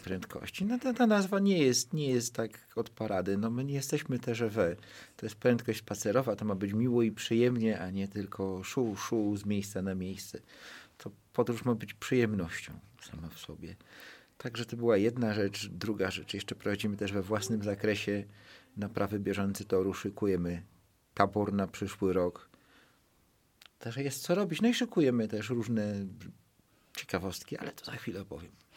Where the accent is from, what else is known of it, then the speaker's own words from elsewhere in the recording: Gliwice, Silesian Voivodeship, Poland; mojej małej ojczyzny, w której się wychowałem. Ja pochodzę z Gliwic